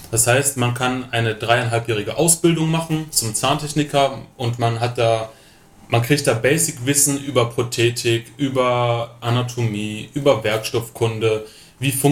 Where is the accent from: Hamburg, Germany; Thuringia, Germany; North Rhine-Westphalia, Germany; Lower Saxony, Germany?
North Rhine-Westphalia, Germany; Schwerte; now in Oberammergau, Germany; komme gebürtig aus dem Ruhrgebiet, äh, komme aus Schwerte, das ist eine Kleinstadt neben Dortmund und bin jetzt vor kurzem nach Bayern gezogen, nach Oberammergau.